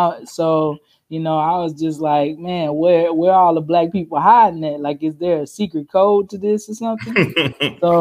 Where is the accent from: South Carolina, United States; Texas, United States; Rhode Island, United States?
South Carolina, United States; accent: country; Southern; moved away; also born or lived in New Orleans; I am originally from South Carolina